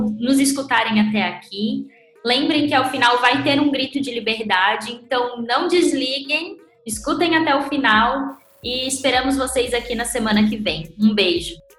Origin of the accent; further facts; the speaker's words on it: Santa Catarina, Brazil; Eu sou de Santa Catarina